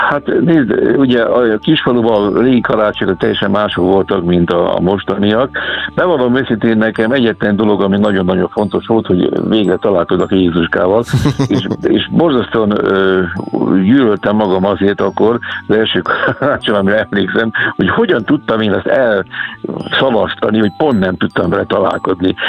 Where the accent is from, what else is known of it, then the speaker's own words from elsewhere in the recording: Somogy, Hungary; also born or lived in Kaposvár / Budapest / overseas; now in Keszthely area, Hungary; Nekem se esik a egykori szülőföldemtől távol, hiszen én Somogyi vagyok